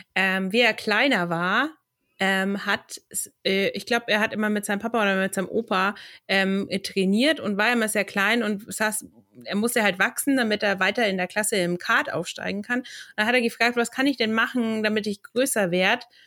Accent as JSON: {"language": "German", "region": "Central Germany", "country": "Germany", "said": "bei uns in Mitteldeutschland"}